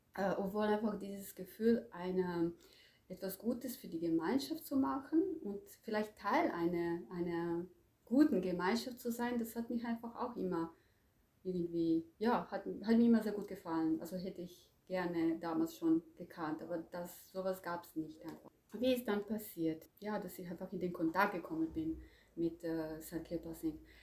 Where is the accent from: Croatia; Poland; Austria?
Croatia; moved away as an adult; also born or lived in Zagreb; now in Germany; Also ich komme ursprünglich aus Kroatien das mhm. war damals Jugoslawien ähm, und ich lebe seit äh, 20, mehr als 20 Jahren in Deutschland.